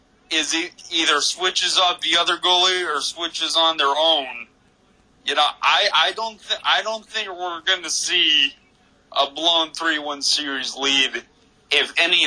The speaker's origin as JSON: {"language": "English", "town": "Kansas City", "country": "United States", "said": "Yeah, I'm from Kansas City."}